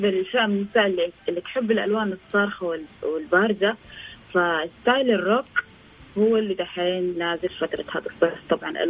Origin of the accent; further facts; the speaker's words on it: Saudi Arabia; فانا آه، سعوديه مفتخر فيها